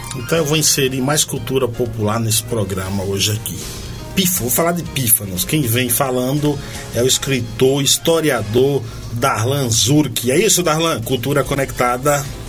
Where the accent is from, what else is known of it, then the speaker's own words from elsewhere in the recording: Paiaiá, Bahia, Brazil; moved away; sou do Paiá, que sou matuto